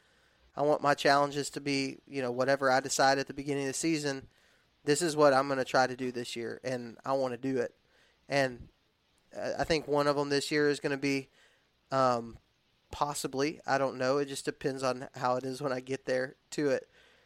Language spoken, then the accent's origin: English; Texas, United States; also born or lived in Alabama; because I was raised in the South. I was raised in Texas and in Alabama